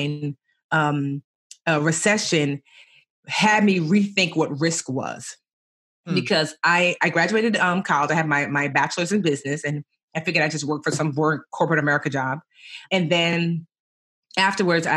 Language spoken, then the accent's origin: English; New Jersey, United States; also born or lived in Roselle, New Jersey; I was born in New Jersey, but my parents were both born and raised in Nigeria